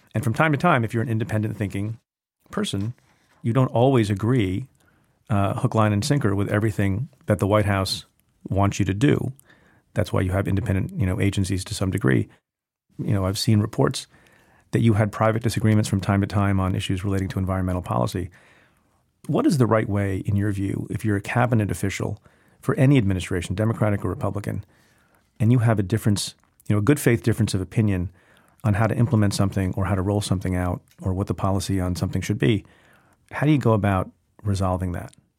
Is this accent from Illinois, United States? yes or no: no; New Jersey, United States; I grew up in New Jersey